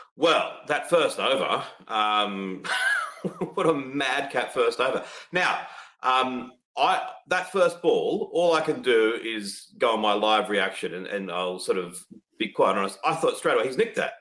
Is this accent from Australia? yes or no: yes; Australia; I'm an Australian